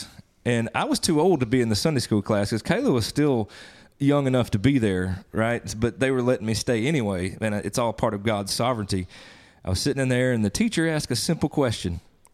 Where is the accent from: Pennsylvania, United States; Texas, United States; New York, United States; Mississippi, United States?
Mississippi, United States; Northeast; moved away as an adult; also born or lived in Nashville, Tennessee; now in Jonesboro, United States; I was born and raised in Northeast Mississippi, ended up in Nashville for a time, and then over here to the flatlands over here in the Delta of Jonesboro